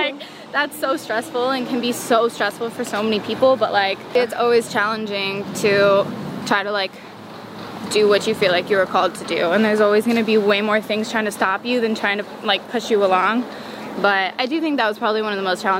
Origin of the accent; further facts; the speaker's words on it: Merritt Island, Florida, United States; now in Los Angeles, United States; growing up in Florida, it's like you're just in this small town